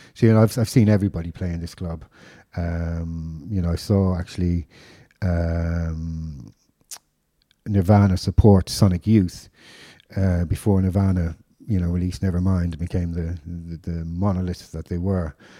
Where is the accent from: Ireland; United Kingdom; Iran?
Ireland; Dublin, Leinster; I grew up in Dublin in the mid '80s